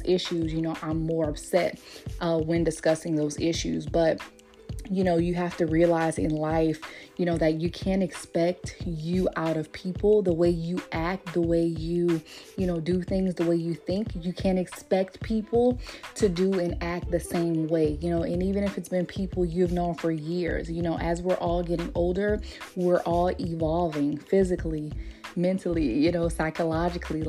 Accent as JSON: {"language": "English", "region": "Louisiana", "country": "United States", "also_born_or_lived": "Texas", "moved": "as an adult", "said": "since I moved back from Texas back to Louisiana"}